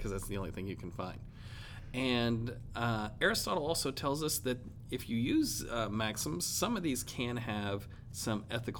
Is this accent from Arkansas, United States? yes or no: yes; Arkansas, United States; I am from Arkansas